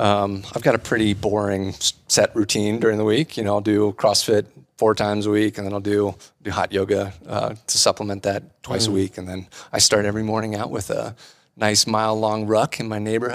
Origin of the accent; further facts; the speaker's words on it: Ohio, United States; moved away as an adult; also born or lived in Columbus, Ohio; now in Louisville, Colorado, United States; I grew up in Ohio.